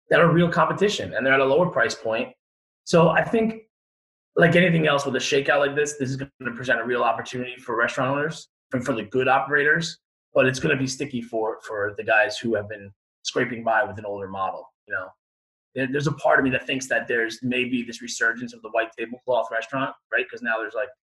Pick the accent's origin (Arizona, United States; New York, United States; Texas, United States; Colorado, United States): New York, United States; Long Island; I grew up on Long Island